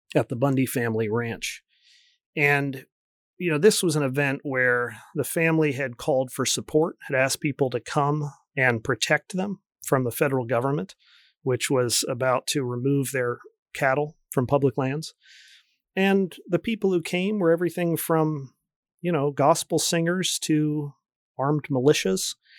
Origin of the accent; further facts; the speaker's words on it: United States; moved away as an adult; also born or lived in Oregon / Colorado / Michigan; I grew up near Washington, D C